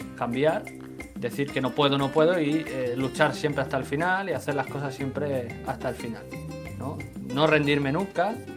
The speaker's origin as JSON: {"language": "Spanish", "town": "Badajoz", "region": "Extremadura", "country": "Spain", "moved": "as an adult", "lives_now": "Tokyo, Japan", "said": "soy español, pero soy del sur de Extremadura, concretamente de Badajoz."}